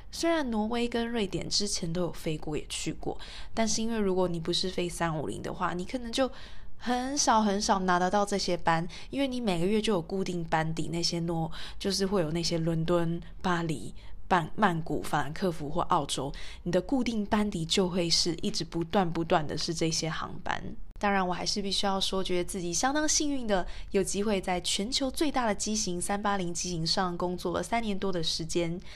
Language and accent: Chinese; Taiwan; 我是台湾人